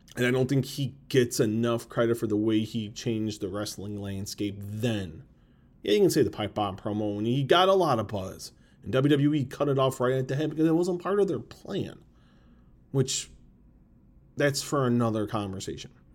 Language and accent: English; Chicago, Illinois, United States; I've always been proud to live in Chicago. Where I was born, I've been born and raised, that's where I'm raising my kids. From the sub, I'm from the suburbs